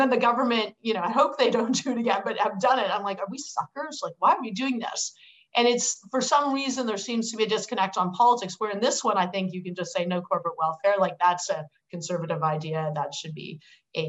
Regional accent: Hamilton, Ontario, Canada; I'm from Hamilton, which is the steel town

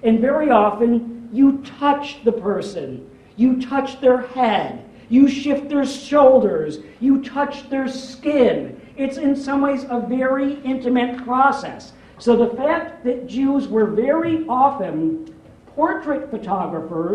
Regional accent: Rochester, New York, United States; accent: Rochester; now in United Kingdom; I'm from Rochester, New York

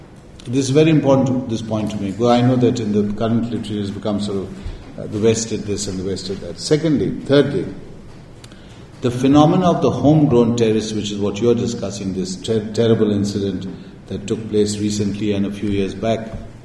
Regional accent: Pakistan; These are our problems in Pakistan.

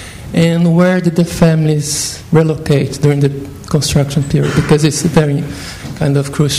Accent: Brazil; now in London, United Kingdom; I work in London, but I'm from Brazil.

